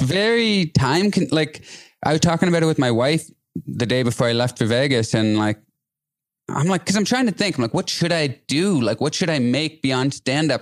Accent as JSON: {"language": "English", "area": "an hour outside Toronto", "region": "Ontario", "country": "Canada", "said": "I'm from a place like an hour outside Toronto"}